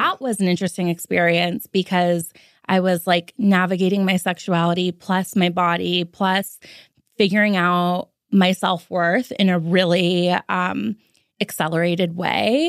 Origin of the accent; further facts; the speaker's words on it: Los Angeles, California, United States; I was born and raised in L